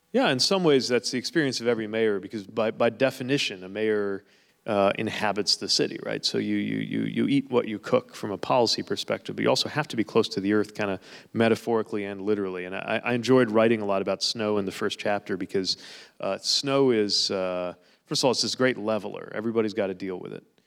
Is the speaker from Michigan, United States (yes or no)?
no; South Bend, Indiana, United States; my hometown, the city of South Bend